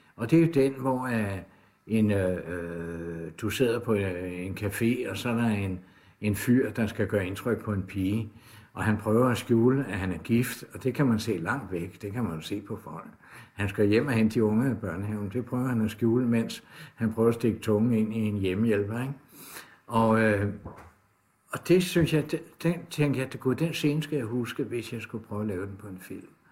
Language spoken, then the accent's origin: Danish; Copenhagen, Capital Region of Denmark, Denmark; der hvor jeg kommer fra, der har vi Radio Karen, ude fra Sydhavnen af